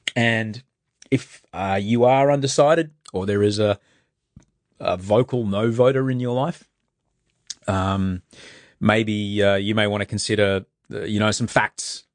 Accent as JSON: {"language": "English", "town": "Brisbane", "region": "Queensland", "country": "Australia", "tie": "born or raised there", "said": "I grew up in, in Brisbane"}